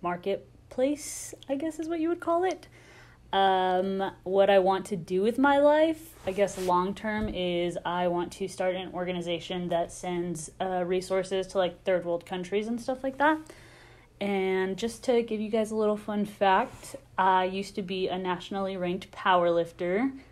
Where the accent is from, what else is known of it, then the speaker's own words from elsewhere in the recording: Midland, Texas, United States; I am 20 years old. I'm from Midland, Texas, super west, super country